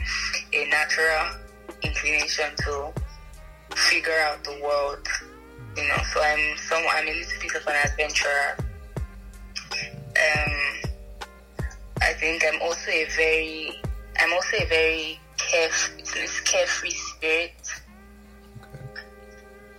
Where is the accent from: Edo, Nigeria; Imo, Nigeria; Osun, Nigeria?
Edo, Nigeria; Benin City; also born or lived in Ibadan; If anybody knows Edo State, I grew up in Benin